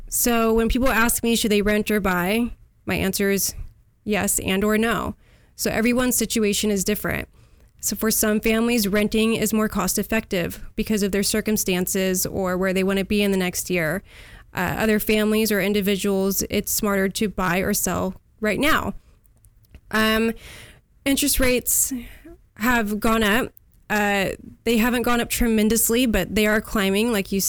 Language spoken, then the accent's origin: English; Huntington Beach, California, United States; Yes, I was born in Huntington Beach. The furthest south I've made it is now in San Clemente. I'm raising my family here.